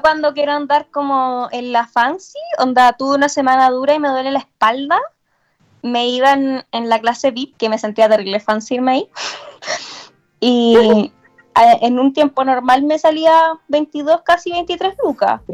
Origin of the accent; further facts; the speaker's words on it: Chillán, Ñuble, Chile; yo soy de Chillán